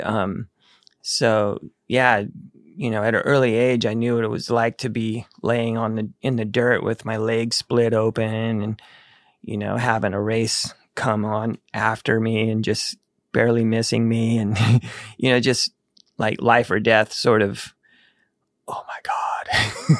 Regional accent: Needles, California, United States; born or raised there; also born or lived in Texas

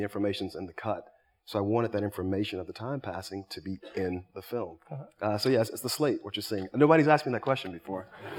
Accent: Miami, Florida, United States; growing up in Miami.

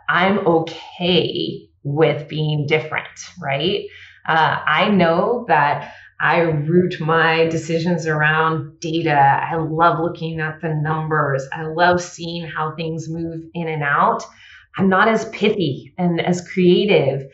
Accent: the Bay Area, California, United States; I grew up in the Bay Area

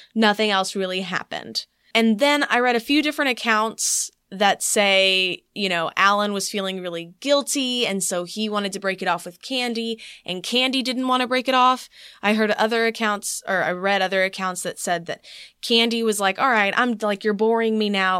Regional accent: East Texas, United States; accent: Southern; moved away; also born or lived in Wylie, Texas / Houston, Texas; when I moved from East Texas to Wiley, that was when people started picking on me for having a Southern accent

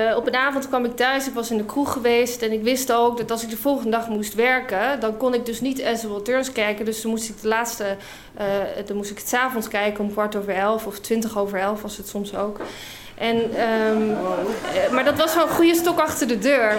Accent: United Kingdom; also born or lived in Scotland / Utrecht, Netherlands; now in Netherlands; ik ben Brits

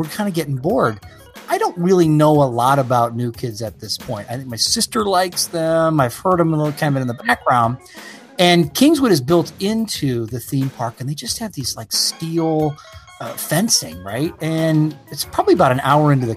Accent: Toronto, Ontario, Canada; moved away; I grew up, when I was younger, I grew up in Toronto, Ontario.

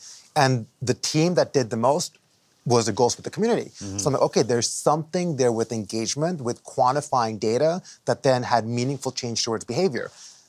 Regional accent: Dubai, United Arab Emirates; now in New Jersey, United States; I immigrated here from the Middle East, from Dubai, okay, in 91 to Jersey, right?

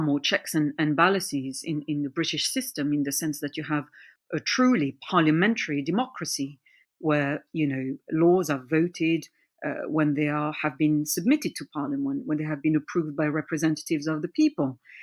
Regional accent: France; who were born and raised in France and, and are fully-fledged French

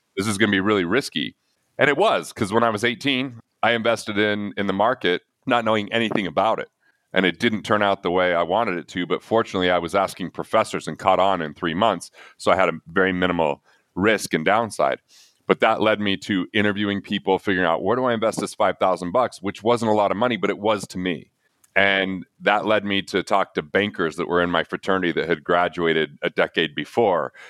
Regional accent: Price, Utah, United States; I grew up in Price, even though it's a coal mining, you know, blue collar

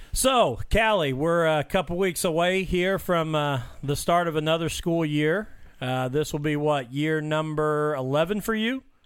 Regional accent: Mitchell, Indiana, United States; growing up in Mitchell

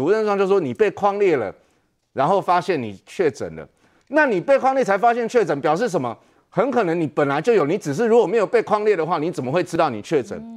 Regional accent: Taiwan; 我们台湾人去的那个

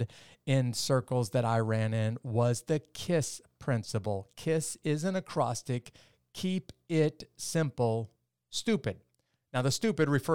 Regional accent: Midwest, United States; I grew up in the Midwest part of the United States

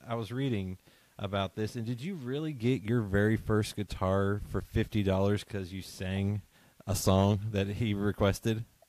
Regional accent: southern West Virginia, United States; now in Lexington, United States; I'm in Lexington now, and I grew up in uh, West Virginia

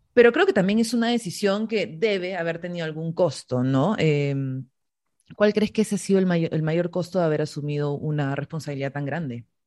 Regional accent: Peru; todas las peruanas

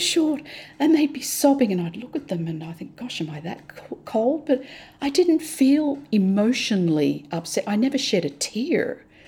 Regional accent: Australia; moved away as an adult; now in Hong Kong; We're Australian, we're privileged. I thank God for our Australian privileges.

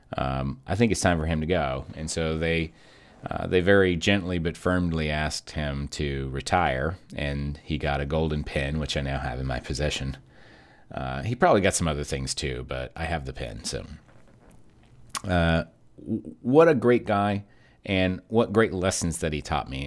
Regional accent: Kentucky, United States; now in Texas, United States; my mom and I, um, we're from Kentucky, but we live in Texas

